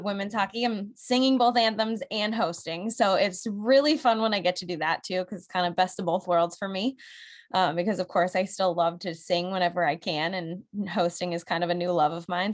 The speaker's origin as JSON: {"language": "English", "area": "New England", "region": "Connecticut", "country": "United States", "moved": "yes", "said": "I'm from New England. I have to stay true to my roots out there"}